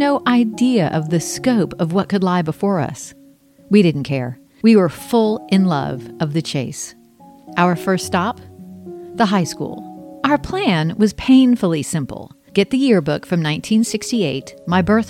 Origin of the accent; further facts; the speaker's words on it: Charleston, South Carolina, United States; I was born in Charleston, South Carolina on February 29, 1968